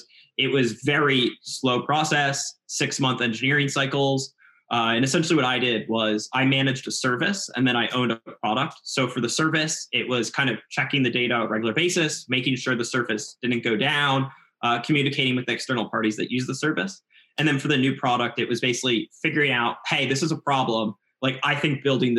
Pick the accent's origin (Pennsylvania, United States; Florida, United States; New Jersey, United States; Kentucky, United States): Pennsylvania, United States; outside Philadelphia; I'm from outside Philadelphia